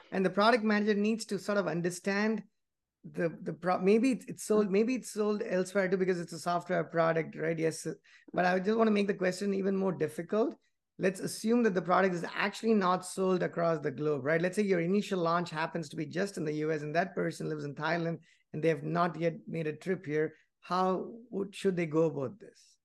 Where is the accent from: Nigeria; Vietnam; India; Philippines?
India; moved away as an adult; I grew up in India, and even though I've never worked there, I just went to school and I came here